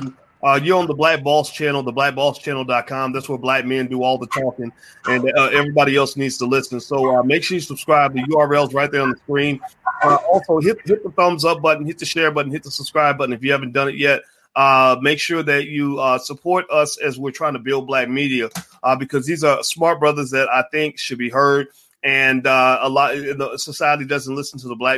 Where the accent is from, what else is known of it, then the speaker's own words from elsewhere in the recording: Louisville, Kentucky, United States; I'm from Louisville.